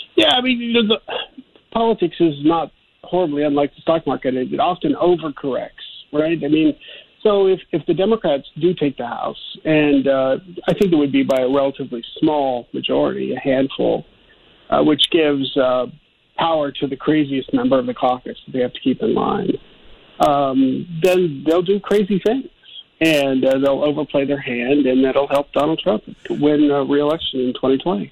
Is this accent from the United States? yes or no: yes; Ohio, United States; I'm from Ohio and, you know, we were called the Rust Belt